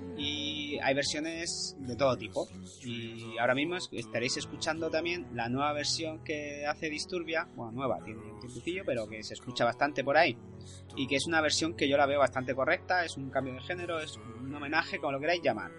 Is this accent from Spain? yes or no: yes; Spain; soy español